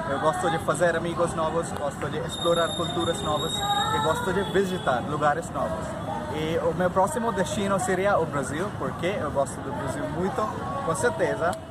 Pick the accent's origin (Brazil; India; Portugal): India; Portuguese is a second language; now in New Delhi, India; tenho 26 anos, sou indiano e trabalho como linguista portuguesa em HCL aqui em Nova Delhi.